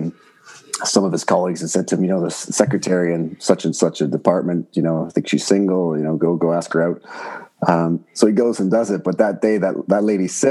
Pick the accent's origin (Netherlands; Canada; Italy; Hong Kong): Canada; Oakville, Ontario; also born or lived in Burlington, Ontario / France; I grew up in Oakville and Burlington, so just outside of Toronto